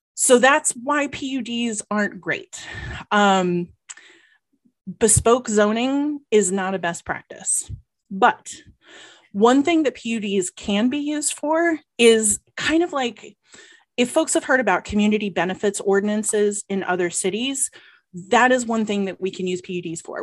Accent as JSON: {"language": "English", "region": "Georgia", "country": "United States", "moved": "yes", "lives_now": "Ann Arbor, United States", "said": "I am from Georgia"}